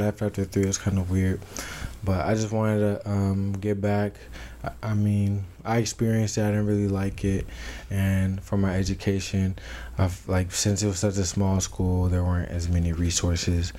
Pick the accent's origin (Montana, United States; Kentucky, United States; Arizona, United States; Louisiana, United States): Arizona, United States; Tucson; moved away as an adult; also born or lived in Tennessee / Philippi, West Virginia; I'm from Tucson, Arizona. Um, I was born in Tennessee but moved to Tucson